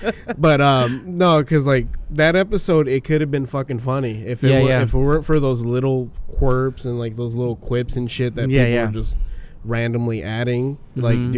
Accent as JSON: {"language": "English", "town": "Villa Morelos", "region": "Michoacán", "country": "Mexico", "tie": "born or raised there", "moved": "yes", "said": "Because I used to live in Mexico when I was a kid."}